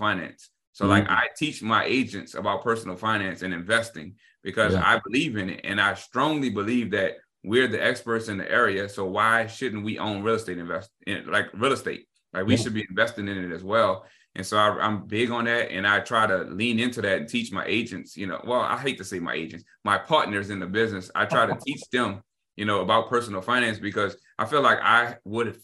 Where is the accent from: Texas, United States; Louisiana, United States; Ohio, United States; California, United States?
Louisiana, United States; New Orleans; also born or lived in Baton Rouge; Born and raised in New Orleans, went to college in Baton Rouge at LSU.